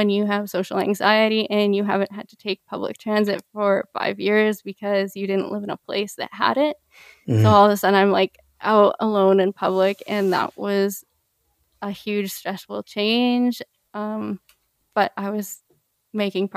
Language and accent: English; Canada; also born or lived in Peru; I grew up in Canada